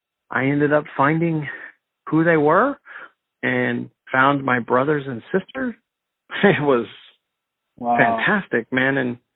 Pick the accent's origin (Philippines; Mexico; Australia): Mexico; born there; And I was born in Mexico, and I just thought I would take a DNA test